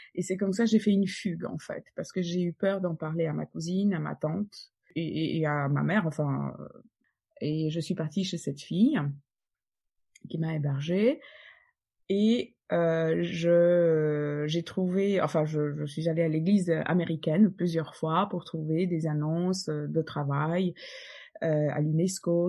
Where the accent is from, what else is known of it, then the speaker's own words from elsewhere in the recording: Poland; French is a second language; moved away as an adult; now in Paris, France; je suis polonaise et, et j'ai donc mes racines là-bas